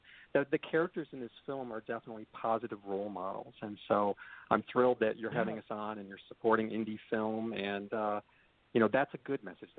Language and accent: English; Chicago, Illinois, United States; also born or lived in Detroit; I'm originally from Chicago and Detroit, so I'm no stranger to turmoil